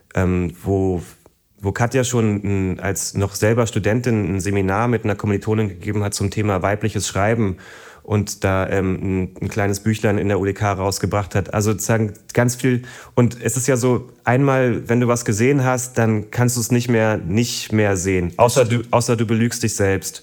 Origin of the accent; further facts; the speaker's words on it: Berlin, Germany; ich bin ja praktisch im Osten aufgewachsen